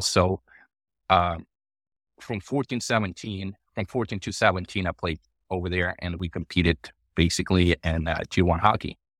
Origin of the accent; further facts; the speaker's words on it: Russia; moved away; also born or lived in Ukraine; I was born in Ukraine, uh, and I grew up in Russia, uh, for the most part